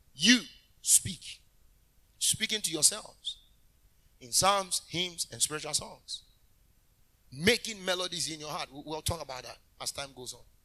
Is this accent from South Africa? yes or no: no; Kumasi, Ashanti, Ghana; I was born in Kumasi.